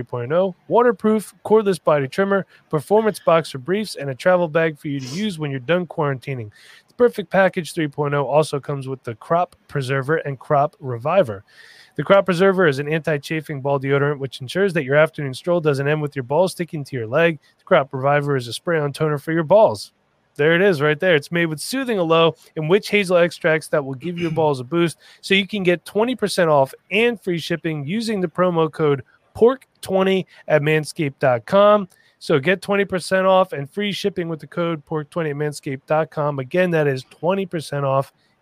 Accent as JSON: {"language": "English", "region": "East Coast", "country": "United States", "said": "I'm from the East Coast"}